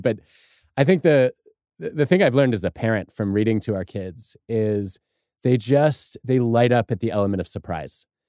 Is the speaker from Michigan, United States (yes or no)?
yes; Michigan, United States; growing up in Michigan